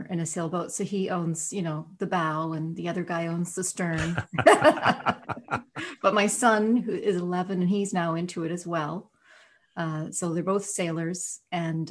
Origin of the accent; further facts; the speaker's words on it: Nova Scotia, Canada; growing up in Nova Scotia